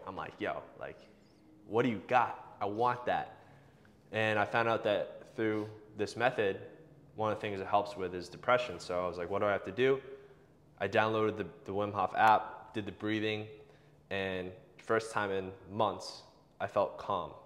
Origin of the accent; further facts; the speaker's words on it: Boston, Massachusetts, United States; I grew up locally in the Boston area